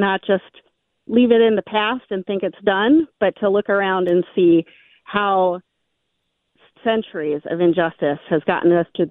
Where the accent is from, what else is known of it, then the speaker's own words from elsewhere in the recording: Memphis, Tennessee, United States; now in Minnesota, United States; I grew up in Memphis, Tennessee